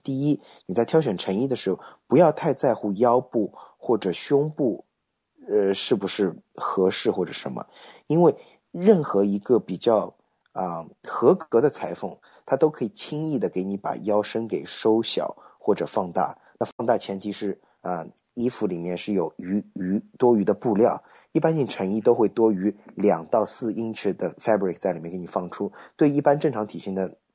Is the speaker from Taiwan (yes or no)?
no; China; moved away; also born or lived in United States; 我们中国人